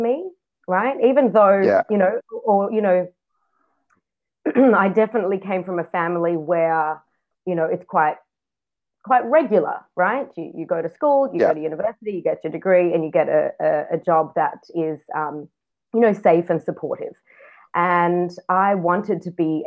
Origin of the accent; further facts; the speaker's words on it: Sydney, New South Wales, Australia; now in Israel; I was born in Sydney, Australia